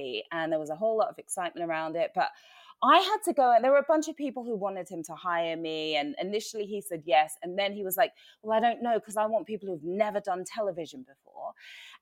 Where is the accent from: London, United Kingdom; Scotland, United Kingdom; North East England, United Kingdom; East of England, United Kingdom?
East of England, United Kingdom; Watford; now in United States; my experience growing up in the UK, I grew up in Watford. You guys know I'm from there